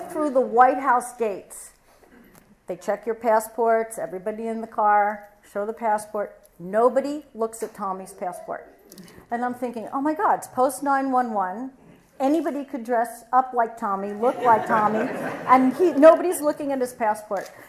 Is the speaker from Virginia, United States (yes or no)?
no; Baltimore, Maryland, United States; I grew up in Baltimore